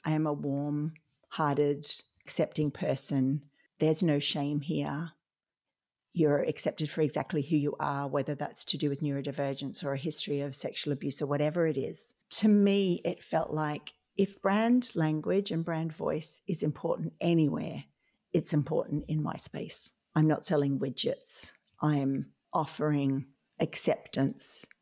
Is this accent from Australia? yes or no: yes; Australia; now in Ireland; I'm an Australian occupational therapist living in Ireland